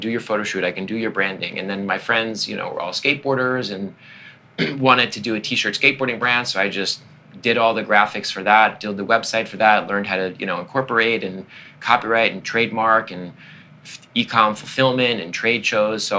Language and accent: English; Long Island, New York, United States; I'm from Long Island, always wanted to be in the city